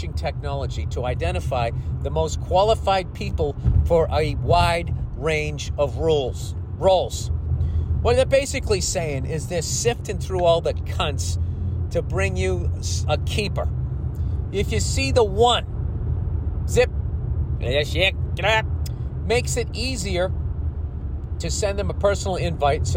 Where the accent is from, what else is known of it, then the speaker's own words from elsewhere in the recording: Boston, Massachusetts, United States; I grew up in Boston